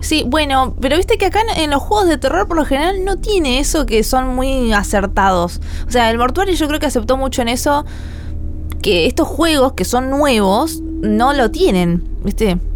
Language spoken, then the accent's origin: Spanish; La Plata, Buenos Aires Province, Argentina; Soy de Argentina, La Plata